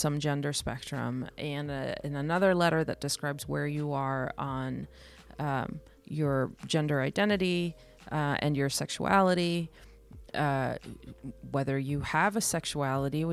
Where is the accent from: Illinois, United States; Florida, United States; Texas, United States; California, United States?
California, United States; Los Angeles; also born or lived in El Salvador; we're from LA, we're Californians.